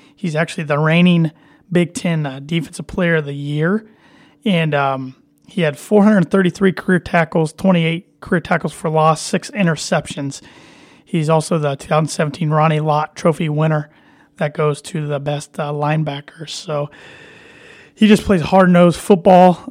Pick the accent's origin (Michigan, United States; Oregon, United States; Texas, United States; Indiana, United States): Indiana, United States; I'm from Indiana